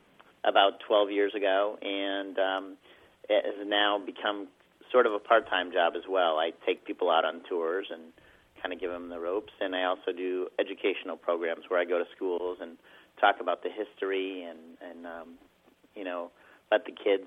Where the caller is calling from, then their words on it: Jericho, Vermont, United States; I'm calling from Jericho, Vermont.